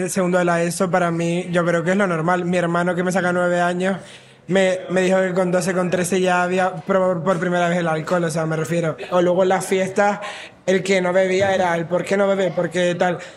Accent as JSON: {"language": "Spanish", "town": "Las Palmas de Gran Canaria", "region": "Canary Islands", "country": "Spain", "said": "tengo 20 años, soy de Las Palmas de Gran Canaria."}